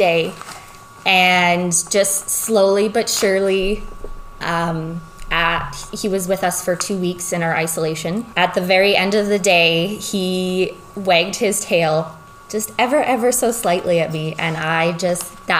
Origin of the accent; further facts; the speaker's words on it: Peace River, Alberta, Canada; now in Lloydminster, Canada; I grew up in Peace River, Grimshaw area. It's northern Alberta.